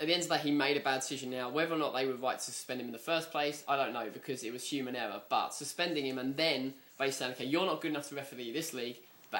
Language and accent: English; England, United Kingdom; now in United States; being an English person